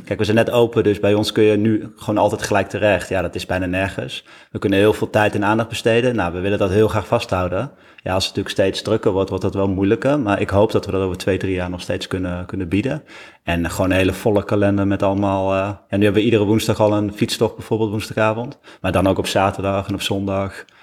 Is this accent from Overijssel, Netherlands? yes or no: yes; Deventer, Overijssel, Netherlands; we komen zelf uit Deventer